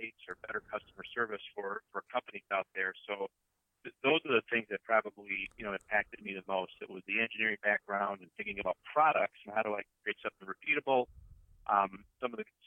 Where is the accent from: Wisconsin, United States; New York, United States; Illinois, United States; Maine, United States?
Wisconsin, United States; I grew up in Wisconsin